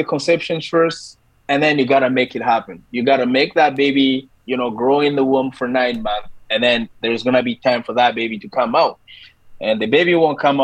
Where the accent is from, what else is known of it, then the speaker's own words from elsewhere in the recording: DR Congo; moved away as an adult; now in Canada; I am a Canadian, but also I am an African from the Republic, the Democratic Republic of Congo. I've been here in Canada for 12 years now